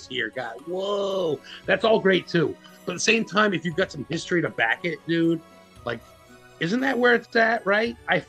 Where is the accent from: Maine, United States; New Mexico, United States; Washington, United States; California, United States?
Maine, United States; Dexter; we're from Dexter, Maine, like the serial killer Dexter. It's the heartbeat of Maine, dead center Maine.